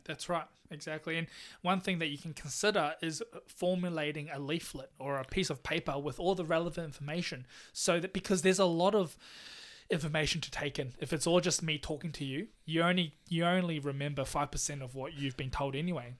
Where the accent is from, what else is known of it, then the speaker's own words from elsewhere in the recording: Taiwan; now in Melbourne, Australia; I'm from Taiwan.